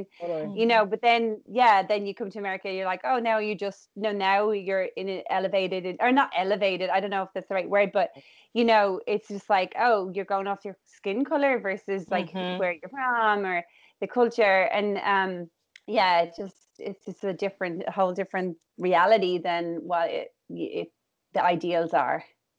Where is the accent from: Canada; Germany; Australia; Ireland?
Ireland; moved away as an adult; now in United States; I'm from Ireland, so I'm from a very homogenous little town in Ireland.